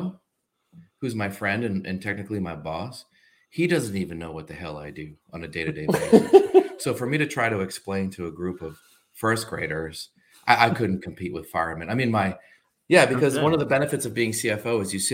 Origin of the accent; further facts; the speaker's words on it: New Hampshire, United States; moved away as an adult; also born or lived in Massachusetts / Washington, D.C.; New Hampshire is where I was raised